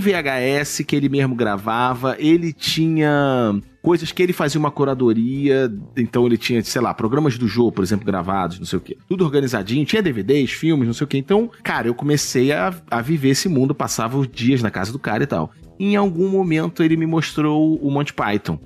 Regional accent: Niterói, Rio de Janeiro, Brazil; eu, enfim, vim de Niterói, minha parada sempre foi de rua, eu sempre fui um cara de rua, de brincar na rua

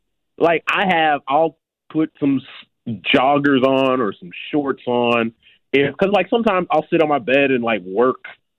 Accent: Chicago, Illinois, United States; Like, I know as a Chicagoan, the L is a part of our Chicago culture.

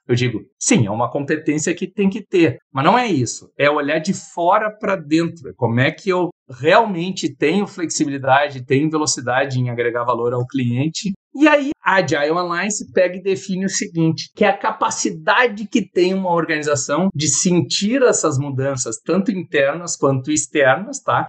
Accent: Porto Alegre, Rio Grande do Sul, Brazil; moved away as an adult; also born or lived in São Paulo; eu sou de Porto Alegre, mas eu estava fazendo mestrado na Universidade de São Paulo

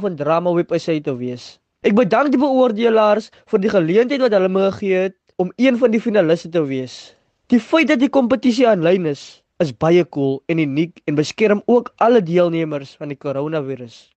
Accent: Eerste River, Western Cape, South Africa; Ek is van die Kaap en Eersterivier

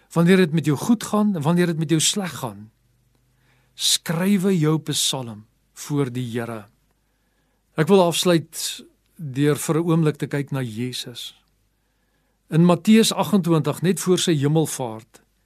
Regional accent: South Africa; also born or lived in Pretoria; Baie van ons as Afrikaners is grootgemaak

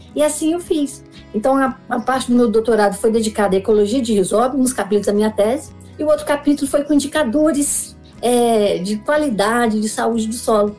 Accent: Brasília, Federal District, Brazil; eu sou aqui de Brasília, sou filha de é, lavradores. O pessoal saiu do Goiás, saiu da roça, veio para Brasília para ajudar na construção da capital. Eu nasci em 1966, sou candanga

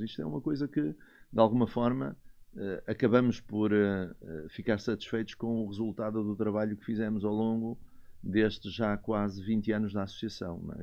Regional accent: Viana do Castelo, Norte, Portugal; moved away; Um tipo que vem lá de cima de Viana do Castelo

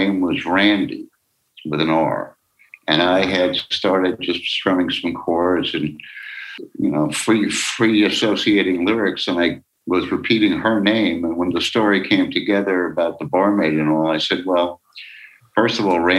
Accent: New York, United States; I grew up in New York, out of Newark, New Jersey

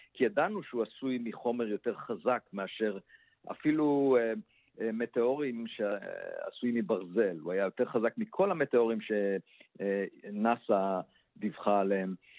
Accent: Israel; כיוון שנולדתי במושב

